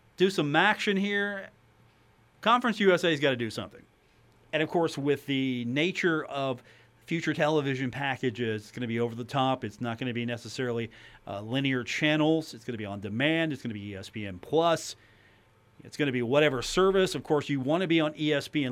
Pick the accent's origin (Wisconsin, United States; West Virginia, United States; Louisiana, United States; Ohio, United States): West Virginia, United States; Huntington; as a resident and a native Huntington